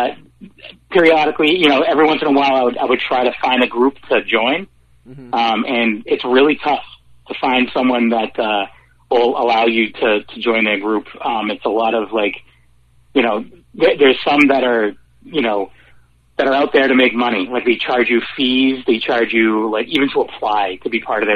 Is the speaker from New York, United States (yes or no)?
no; Worcester, Massachusetts, United States; I grew up in Worcester, and like an old three-decker